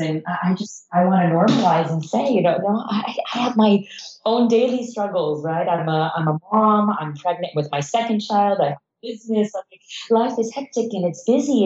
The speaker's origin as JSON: {"language": "English", "country": "United States", "tie": "born or raised there", "also_born_or_lived": "Iran", "said": "I moved to the US and grew up in the US"}